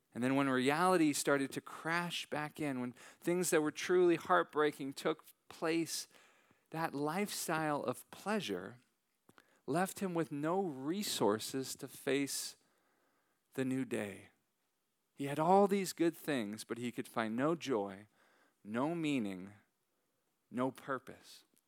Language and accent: English; San Francisco Bay Area, Northern California, United States; moved away; I am originally from Northern California